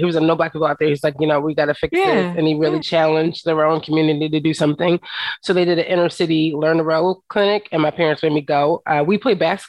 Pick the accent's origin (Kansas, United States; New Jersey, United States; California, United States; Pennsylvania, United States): Pennsylvania, United States; Philadelphia; I'm from the hood. You know what I mean? I grew up in West Philadelphia.